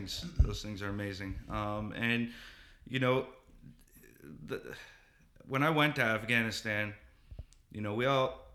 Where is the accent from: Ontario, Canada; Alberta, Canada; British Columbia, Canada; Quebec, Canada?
Ontario, Canada; Newmarket; also born or lived in Petawawa; I grew up in Newmarket. It's a suburb